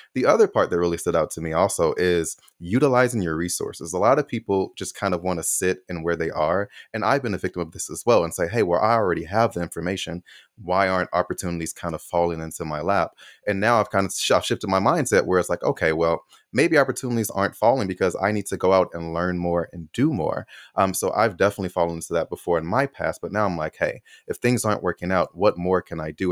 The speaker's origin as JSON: {"language": "English", "town": "Chicago", "region": "Illinois", "country": "United States", "said": "I'm from Chicago"}